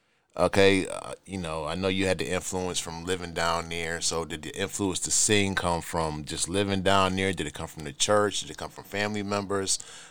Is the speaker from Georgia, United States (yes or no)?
no; Buffalo, New York, United States; I'm originally from Buffalo, New York, born and raised East Side, Cold Spring, Fairing Wallers, Hamlet Park, whatever you want to call it.